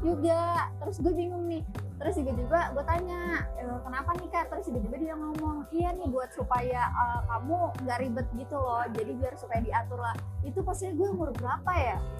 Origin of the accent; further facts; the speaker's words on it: Tangerang, Banten, Indonesia; Orang Tangerang asli.